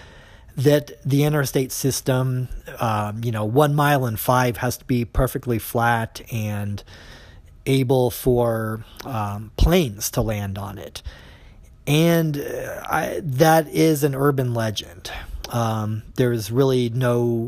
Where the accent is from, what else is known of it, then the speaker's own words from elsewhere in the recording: Des Moines, Iowa, United States; I grew up in Des Moines